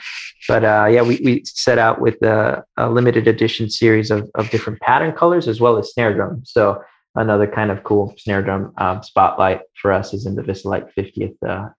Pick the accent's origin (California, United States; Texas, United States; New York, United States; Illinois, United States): Illinois, United States; Chicago; I grew up in Chicago.